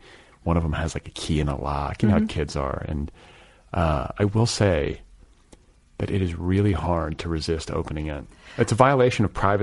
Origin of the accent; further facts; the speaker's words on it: Milwaukee, Wisconsin, United States; moved away; also born or lived in Indiana; I'm from Milwaukee mm-hmm. originally